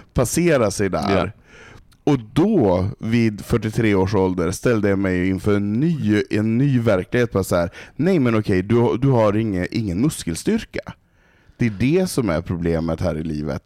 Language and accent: Swedish; Stockholm, Stockholm County, Sweden; jag har bott här i 23 år. Mm. Eh, jag är uppfostrad i, i PK, den här eh, hipster alla, alla är värda och älskas eh, Stockholm